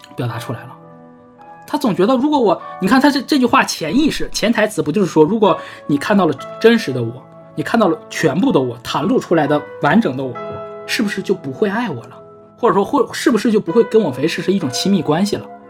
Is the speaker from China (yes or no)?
yes; Northeast China, China; accent: Northeastern; 我们东北话